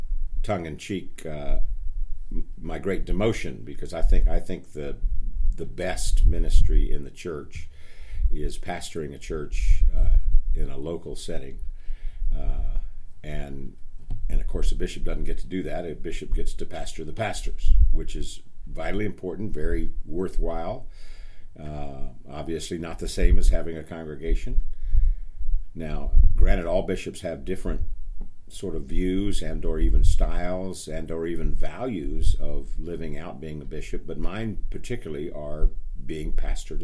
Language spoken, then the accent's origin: English; El Paso, Texas, United States; moved away as an adult; also born or lived in New England; my hometown of El Paso, Texas